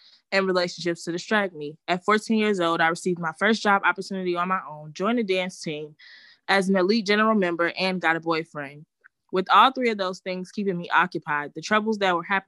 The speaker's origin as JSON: {"language": "English", "town": "Chicago", "region": "Illinois", "country": "United States", "tie": "born or raised there", "said": "I was born in March 1999 in Chicago, Illinois"}